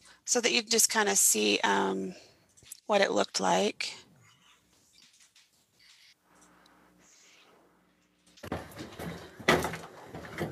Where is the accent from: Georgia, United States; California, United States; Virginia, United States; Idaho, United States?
Idaho, United States; now in Utah, United States; We're both originally from Idaho, but I now live in Utah